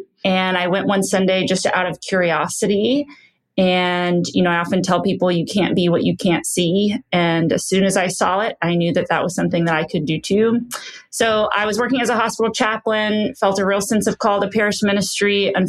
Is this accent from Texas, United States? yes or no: yes; West Texas, United States; now in Dallas, United States; I am a native Texan. I was born and raised in West Texas, but found my way to Dallas about 13 years ago. So Dallas is now home to me.